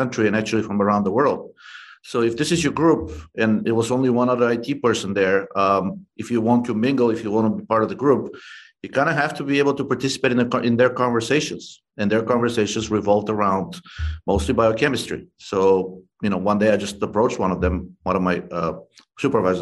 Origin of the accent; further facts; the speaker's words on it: Bulgaria; moved away; I'm originally from Bulgaria